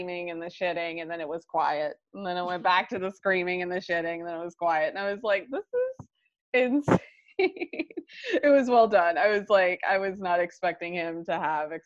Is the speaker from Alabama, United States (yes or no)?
yes; Alabama, United States; I'm Alabama bred